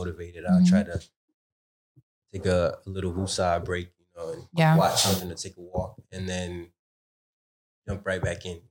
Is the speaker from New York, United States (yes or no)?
yes; New York City, New York, United States; We're so local, like I'm from Brooklyn